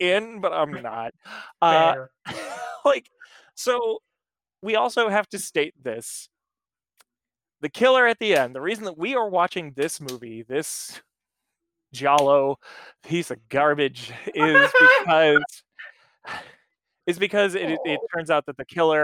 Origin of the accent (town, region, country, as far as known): United States